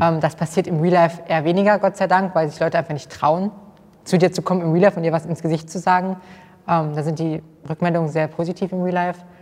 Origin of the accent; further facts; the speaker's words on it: Kassel, Hesse, Germany; ich komme aus Kassel